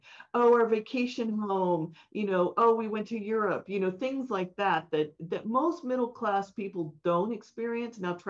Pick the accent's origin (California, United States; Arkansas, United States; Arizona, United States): California, United States; San Francisco; I grew up in San Francisco, a very hip area, but not rich at all